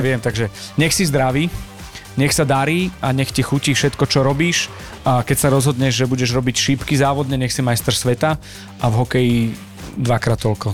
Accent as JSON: {"language": "Slovak", "country": "Slovakia", "said": "sme zo Slovenska"}